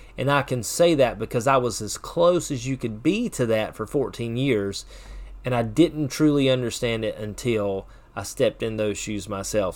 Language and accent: English; Chesnee, South Carolina, United States; I'm from Chesney